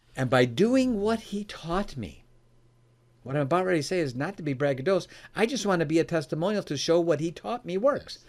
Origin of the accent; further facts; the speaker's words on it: Oak Brook, Illinois, United States; I was born and raised in the Chicagoland area, in an area called Oak Brook area.